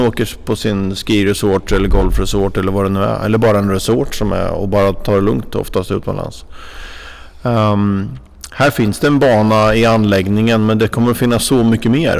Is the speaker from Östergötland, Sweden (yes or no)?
yes; Norrköping, Östergötland, Sweden; moved away; Jag är en Norrköpingskille från början